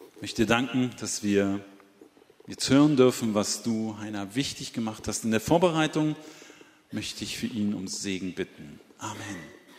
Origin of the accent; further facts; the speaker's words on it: Berlin, Germany; aus meiner Heimatstadt Berlin